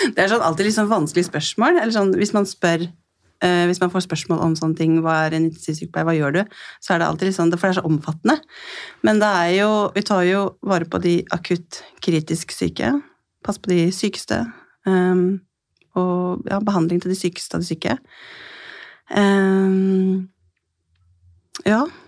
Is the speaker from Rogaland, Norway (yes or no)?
no; Skien, Telemark, Norway; jeg kommer fra Skien i Telemark og jobber som intensivsykepleier